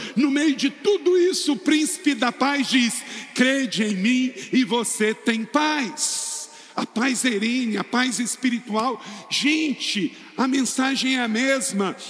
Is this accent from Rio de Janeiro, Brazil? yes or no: yes; Macaé, Rio de Janeiro, Brazil; Eu nasci lá pertinho, em Macaé